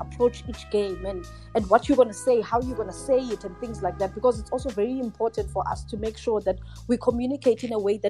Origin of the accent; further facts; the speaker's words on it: Port Shepstone, KwaZulu-Natal, South Africa; now in Johannesburg, South Africa; As a South African, this is like mind-blowing, because I'm a child from Port Shepstone, you know, where basically nothing ever happens in Port Shepstone